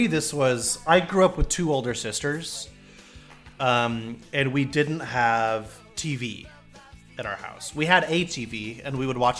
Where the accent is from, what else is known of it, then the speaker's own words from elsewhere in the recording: Portland, Oregon, United States; now in Syracuse, United States; Portland, Oregon. Yeah.